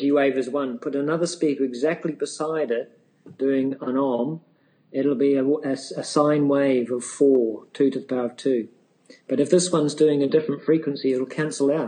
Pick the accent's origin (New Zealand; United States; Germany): New Zealand; I come from New Zealand